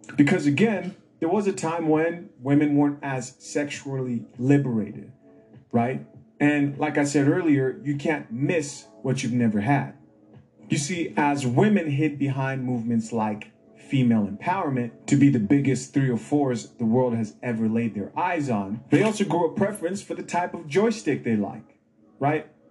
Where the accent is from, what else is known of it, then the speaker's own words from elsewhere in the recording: Zambia; moved away; In Zambia, my home country